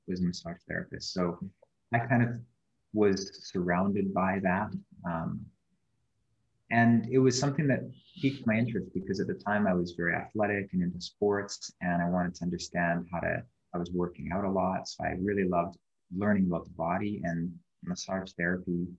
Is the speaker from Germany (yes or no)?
no; Canada; moved away as an adult; now in Bali, Indonesia; I was born in Canada. And I lived there for 28 and a half years.